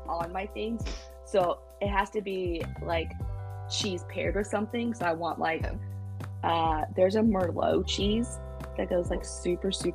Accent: Midwest, United States; we're from the Midwest

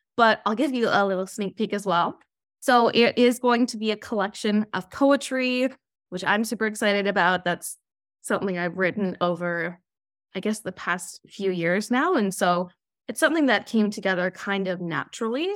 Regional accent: Okanagan, British Columbia, Canada; now in Toronto, Canada; I did grow up in the Okanagan, but currently I'm living out in Toronto, Ontario.

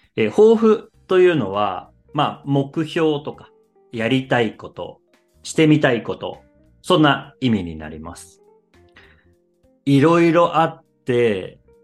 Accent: Japan; 僕は日本人

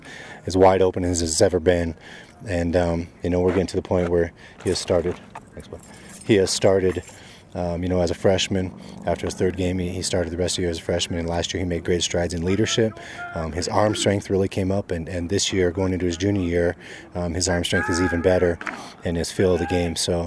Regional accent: South Dakota, United States; moved away; I grew up in South Dakota

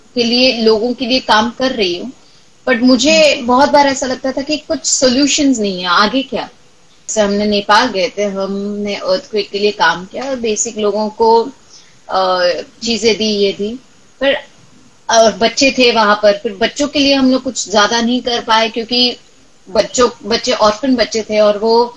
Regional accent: Marathwada, Maharashtra, India; मैं खुद मराठवाड़ा से हूँ

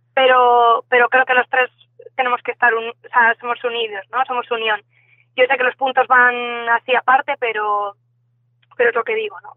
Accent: Madrid, Community of Madrid, Spain; moved away as an adult; now in Vigo, Spain; yo soy de Madrid, vine aquí a Vigo

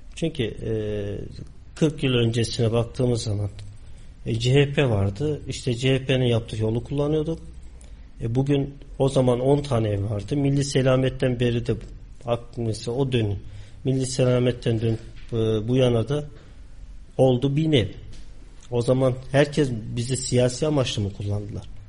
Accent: Kayseri, Kayseri Province, Turkey; also born or lived in Ağrı; Aslen Ağrılı, Kayseri'de doğup büyüdüm.

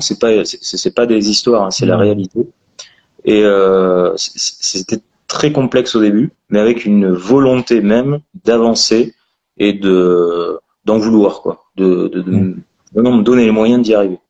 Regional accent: Périgord, Nouvelle-Aquitaine, France; je suis natif du Périgord

